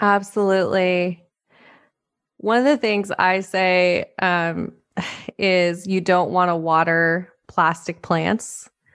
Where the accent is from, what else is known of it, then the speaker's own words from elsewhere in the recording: Montana, United States; I grew up in Montana